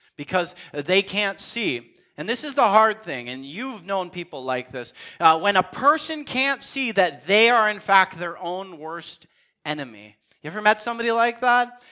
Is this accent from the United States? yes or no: no; Western Canada, Canada; as Canadian Christians